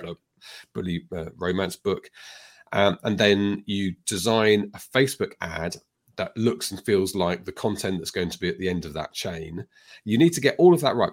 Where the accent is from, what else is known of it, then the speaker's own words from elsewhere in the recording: United Kingdom; I'm British.